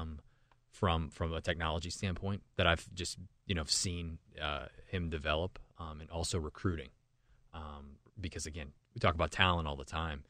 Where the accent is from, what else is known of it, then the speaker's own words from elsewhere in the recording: Cambria County, Pennsylvania, United States; moved away as an adult; also born or lived in New York / Pittsburgh; born and raised in Cambria County